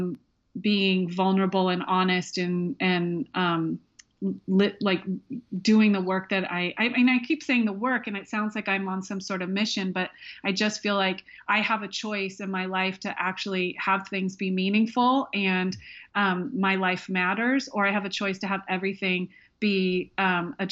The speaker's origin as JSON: {"language": "English", "region": "Alaska", "country": "United States", "tie": "born or raised there", "moved": "yes", "said": "I grew up half in Alaska"}